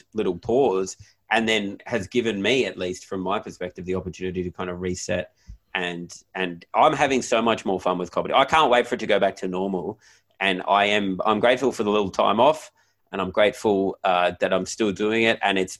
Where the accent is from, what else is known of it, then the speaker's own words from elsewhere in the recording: Nowra, New South Wales, Australia; I've met him like three times and I'm like, dude, I'm from Nowra.